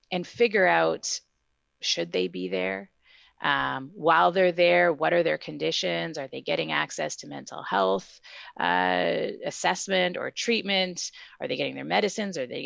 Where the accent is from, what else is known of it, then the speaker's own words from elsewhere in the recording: Winnipeg, Manitoba, Canada; I've lived elsewhere, but I'm from Winnipeg and I'm back in Winnipeg and have been for a long time.